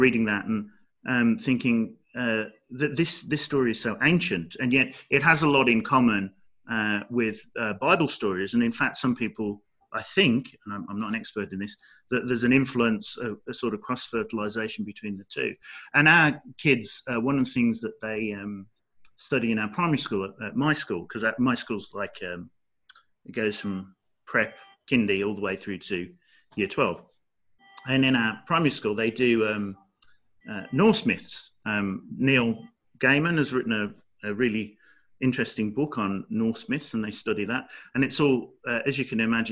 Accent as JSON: {"language": "English", "town": "Dudley", "region": "West Midlands", "country": "United Kingdom", "tie": "born or raised there", "said": "I was born in Dudley, which is not very far away."}